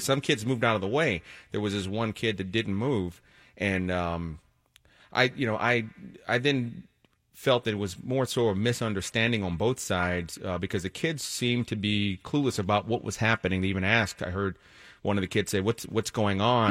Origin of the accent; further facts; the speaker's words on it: Washington, District of Columbia, United States; now in Connecticut, United States; I'm actually from Washington, D C originally.